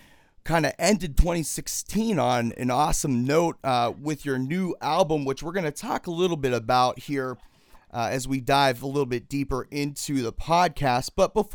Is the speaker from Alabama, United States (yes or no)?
no; Pennsylvania, United States; I'm from Pennsylvania too